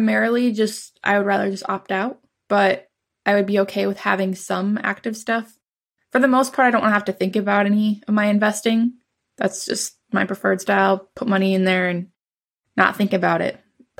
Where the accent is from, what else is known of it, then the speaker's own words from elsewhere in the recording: South Dakota, United States; I grew up in South Dakota.